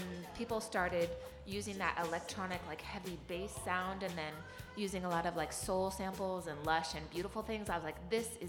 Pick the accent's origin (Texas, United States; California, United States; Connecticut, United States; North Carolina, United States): California, United States; also born or lived in New York City; now in Los Angeles, United States; I'm kind of glad that I'm living in California because I am a native Californian.